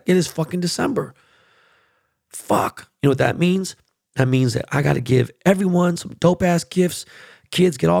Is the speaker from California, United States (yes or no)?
yes; Los Angeles, California, United States; I was born and raised in this neighborhood. And it's a very highly, predominantly Hasidic Jew neighborhood